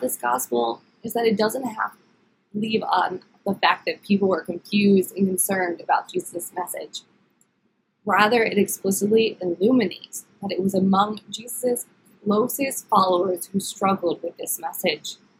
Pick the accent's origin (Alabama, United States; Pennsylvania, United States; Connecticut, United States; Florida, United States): Pennsylvania, United States; Philadelphia; moved away; I am originally from the Philadelphia area.